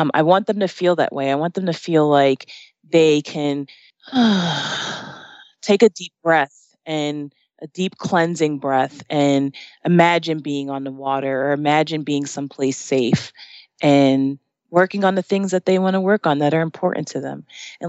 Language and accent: English; New Jersey, United States; moved away as an adult; now in Arizona, United States; I grew up in New Jersey and I grew up in the shore area, where, you know, I'm close to the beach